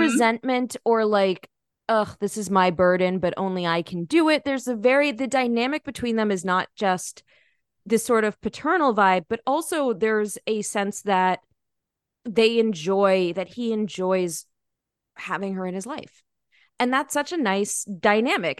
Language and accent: English; United States; I'm American